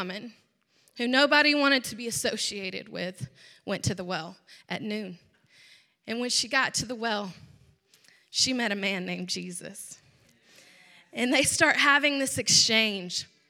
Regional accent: Georgia, United States; I grew up in a Southern home, obviously. I'm from Georgia

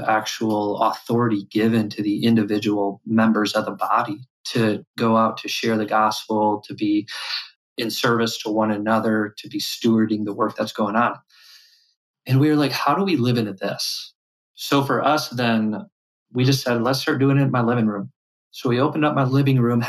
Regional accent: West Michigan, United States; I grew up here in West Michigan.

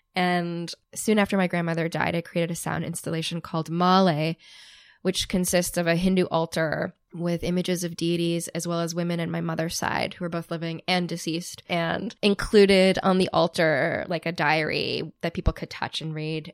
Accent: outside of Boston, Massachusetts, United States; growing up outside of Boston

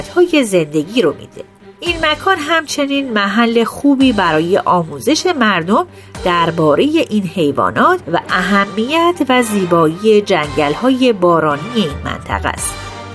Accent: Netherlands; now in Suriname; من در هلند بزرگ شدم

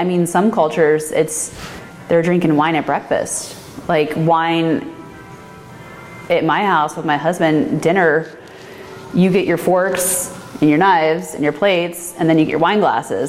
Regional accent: Midwest, United States; I'm from the Midwest, and it's just family farm.

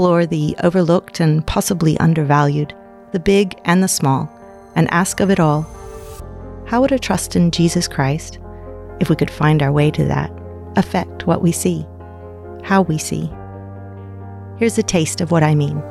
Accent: United States; moved away as an adult; now in Australia; I was born and raised in America, and then married and moved to Australia

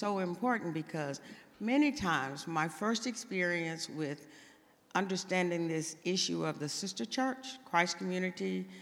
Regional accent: Texas, United States; moved away; I'm from Texas

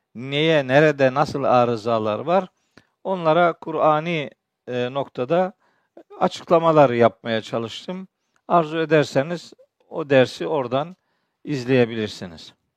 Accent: Çaykara, Trabzon, Turkey; Ben biliyorsunuz Trabzonluyum, Çaykaralıyım

